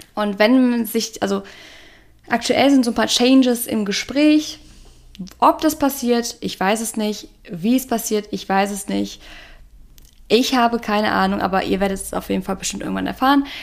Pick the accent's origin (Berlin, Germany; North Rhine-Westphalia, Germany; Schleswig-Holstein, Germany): North Rhine-Westphalia, Germany; now in Cologne, Germany; Heimat, also alle in NRW